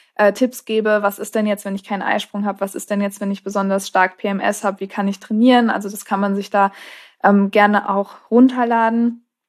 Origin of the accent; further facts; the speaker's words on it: Marburg, Hesse, Germany; ich komme auch aus Marburg